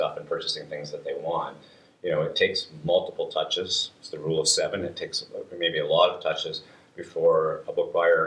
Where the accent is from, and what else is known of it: Canada